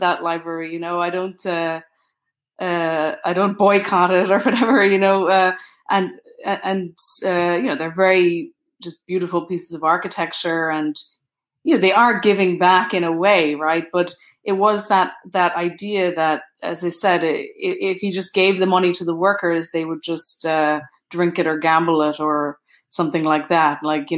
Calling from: Pittsburgh, Pennsylvania, United States; also born or lived in Brooklyn; I'm in Pittsburgh.

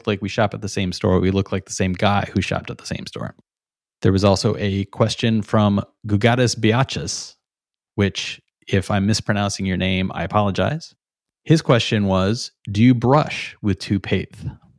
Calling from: Brooklyn, New York, United States; You know, I'm talking from Brooklyn, New York.

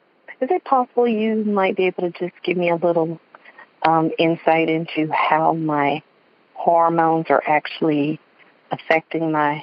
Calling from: West Palm Beach, Florida, United States; West Palm Beach, Florida.

